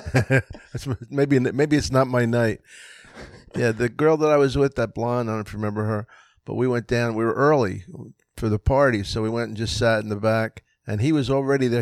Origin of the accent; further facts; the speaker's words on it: Philadelphia, Pennsylvania, United States; also born or lived in New York; I'm from Philly